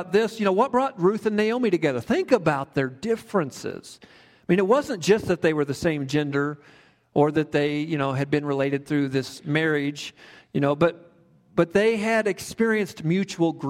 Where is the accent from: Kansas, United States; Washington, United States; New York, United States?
Kansas, United States; now in Woodland Park, United States; I grew up in Kansas, a small town similar to Woodland Park in many respects